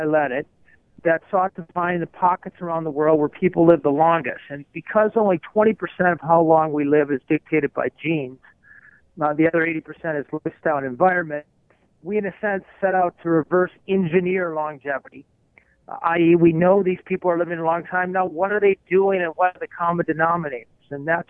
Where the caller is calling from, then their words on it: Minneapolis, Minnesota, United States; I'm calling you from Minneapolis here